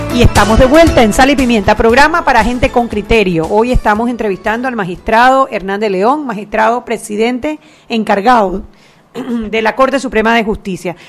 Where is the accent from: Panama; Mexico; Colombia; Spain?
Panama; Somos todos los panameños